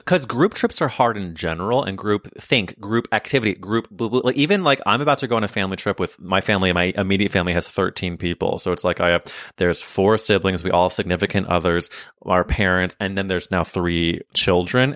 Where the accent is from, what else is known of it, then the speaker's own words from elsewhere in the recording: Missouri, United States; moved away; a lake in Missouri, my home state.